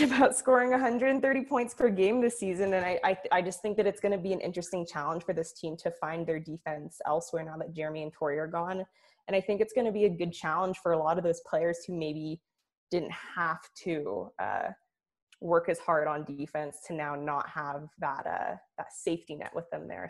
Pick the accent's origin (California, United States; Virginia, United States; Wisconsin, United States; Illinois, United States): California, United States; Oakland; I'm from Oakland